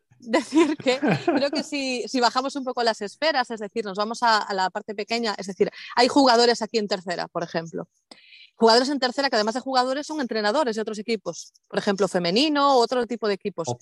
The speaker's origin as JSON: {"language": "Spanish", "region": "Galicia", "country": "Spain", "said": "de mi tierra"}